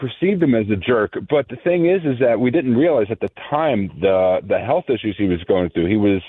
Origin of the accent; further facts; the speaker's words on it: Bedford, Pennsylvania, United States; now in Manchester, Pennsylvania, United States; He came to my hometown of Bedford, Pennsylvania for a signing.